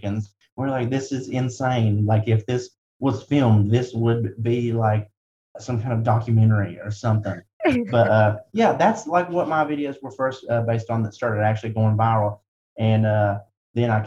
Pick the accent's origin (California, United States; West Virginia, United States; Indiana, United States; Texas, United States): West Virginia, United States; Wyoming County; I'm from Wyoming County, West Virginia